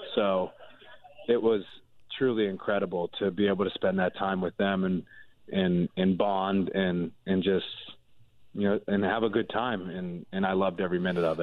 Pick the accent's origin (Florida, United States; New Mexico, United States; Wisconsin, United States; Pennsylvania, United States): Pennsylvania, United States; Pittsburgh; I'm from Pittsburgh